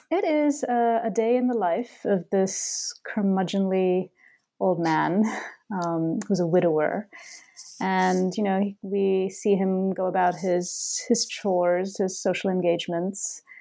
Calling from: Boston, Massachusetts, United States; Boston, where I live. Um, I'm in my uh, house right now in a quiet corner.

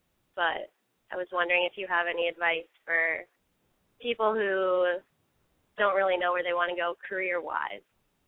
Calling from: Los Angeles, California, United States; I'm 20, and I'm calling from Los Angeles.

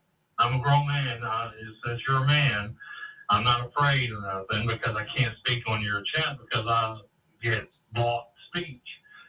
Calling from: Memphis, Tennessee, United States; calling out of Memphis, Tennessee.

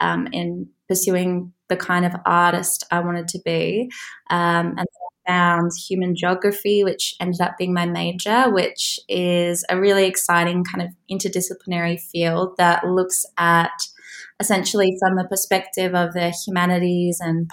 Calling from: Warwick, West Midlands, United Kingdom; I'm joining from Warwick in England, which is near Birmingham, a couple hours from London.

